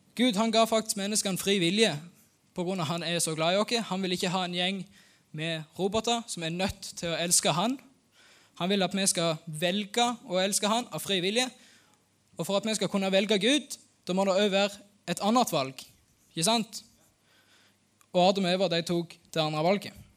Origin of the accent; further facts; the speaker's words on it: Norway; Jeg er født og oppvokst her på Haua.